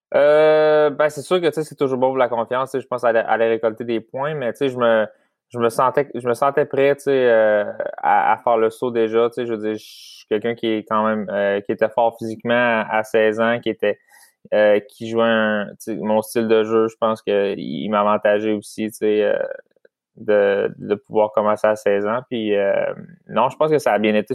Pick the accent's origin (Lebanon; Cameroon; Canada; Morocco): Canada; Saint-Louis-de-France, Quebec; je viens de Saint-Louis de France, c'est vraiment proche de Shawinigan